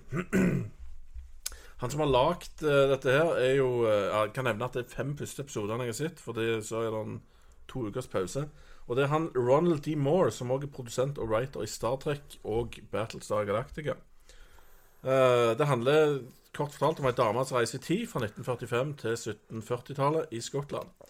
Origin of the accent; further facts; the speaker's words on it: Norway; jeg føler meg litt sånn fanga som nordmann.